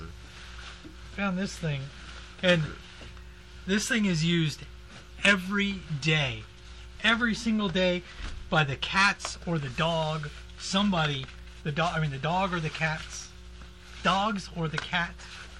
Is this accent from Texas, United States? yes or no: yes; Texas, United States; They don't actually call it the cowboy pizza, but I grew up in Texas. It was called the cowboy down there, and some places called the cowboy.